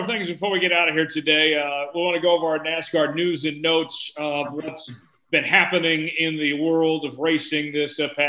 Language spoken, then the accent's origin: English; Tulsa, Oklahoma, United States; That's in my hometown. They've done a terrific job there in Tulsa with the Chili Bowl